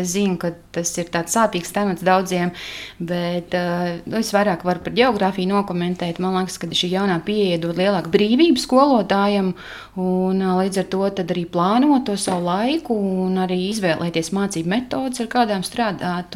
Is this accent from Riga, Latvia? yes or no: no; Kārsava, Latgale, Latvia; now in Mārupe, Latvia; es esmu no Latgales. Esmu dzimusi un augusi Kārsavā.